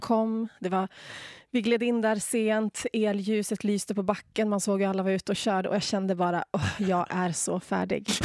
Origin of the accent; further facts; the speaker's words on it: Umeå, Västerbotten County, Sweden; moved away as an adult; now in Åre, Sweden; Idag lever jag livet här i Åre jag är från Umeå ursprungligen